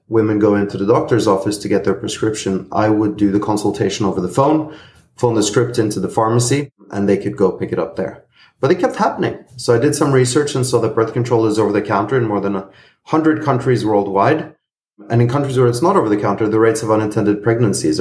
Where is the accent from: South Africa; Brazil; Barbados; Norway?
Norway; I'm originally Greek-Norwegian. I grew up in Norway and lived most of my life there.